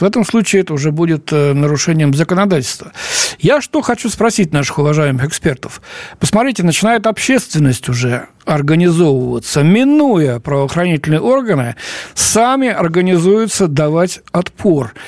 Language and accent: Russian; Moscow, Russia; я сам москвич